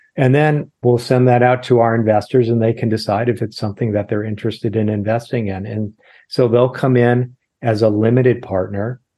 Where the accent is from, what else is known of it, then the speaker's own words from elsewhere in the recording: Los Angeles, California, United States; also born or lived in Irvine / Sacramento; born and raised in Los Angeles. middle of junior high school, we moved down to Irvine